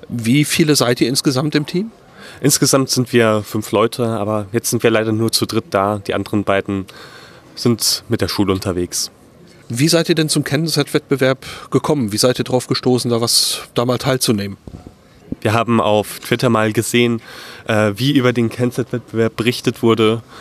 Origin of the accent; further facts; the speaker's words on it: Bavaria, Germany; Ja, wir kommen aus der Nähe von München, 20 Kilometer ungefähr entfernt.